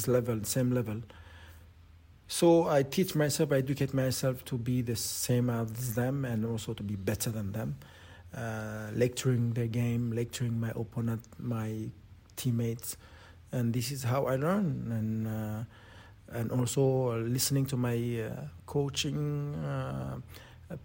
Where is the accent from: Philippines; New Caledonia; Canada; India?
New Caledonia; moved away; I'm from New Caledonia. Well educated from New Caledonia and my roots, and I, yes, all of me belong to New Caledonia